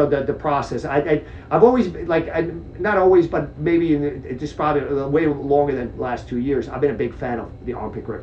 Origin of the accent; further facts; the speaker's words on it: Czechia; now in United States; I was born in Czech Republic, former Czechoslovakia